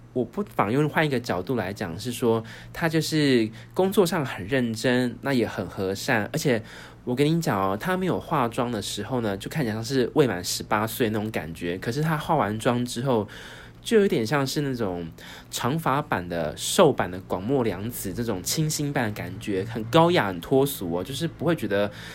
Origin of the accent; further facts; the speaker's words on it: Taiwan; also born or lived in Australia; 身为台湾人